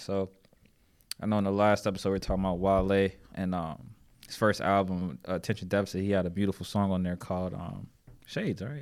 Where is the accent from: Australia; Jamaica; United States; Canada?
United States; Erie, Pennsylvania; now in Charlotte, United States; I'm from Erie, Pennsylvania originally, but I've been in Charlotte for quite some time